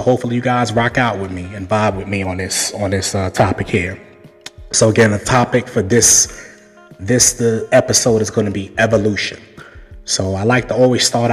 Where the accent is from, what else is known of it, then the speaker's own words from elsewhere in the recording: New York City, New York, United States; I was born and raised in Brooklyn, New York